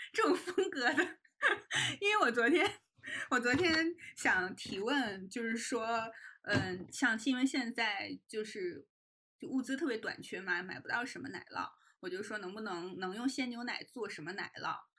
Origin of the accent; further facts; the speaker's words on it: Northeast China, China; moved away; also born or lived in Jiangnan; 我也是东北人吧，可能我们那儿会吃朝鲜族的泡菜